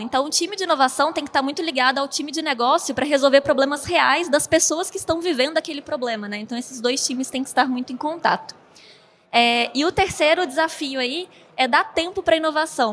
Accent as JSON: {"language": "Portuguese", "town": "Belo Horizonte", "region": "Minas Gerais", "country": "Brazil", "moved": "as an adult", "lives_now": "São Paulo state, Brazil", "said": "eu sou de Belo Horizonte, moro no estado de São Paulo agora"}